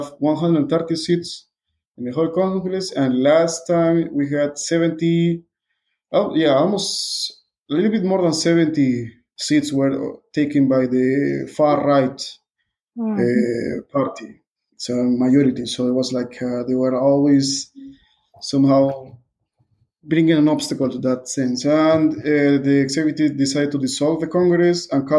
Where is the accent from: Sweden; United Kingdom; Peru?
Peru; English is a second language; also born or lived in Budapest, Hungary; I'm from Peru.